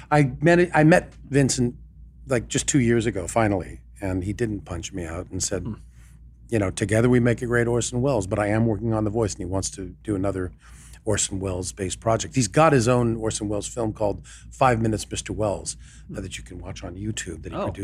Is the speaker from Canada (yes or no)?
yes; Canada; accent: Canadian; now in Los Angeles, United States; I don't know why my Canadian accent came back on.